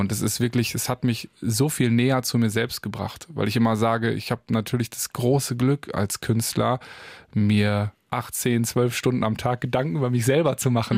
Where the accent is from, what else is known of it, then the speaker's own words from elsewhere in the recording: Paderborn, North Rhine-Westphalia, Germany; Ich komme aus Paderborn.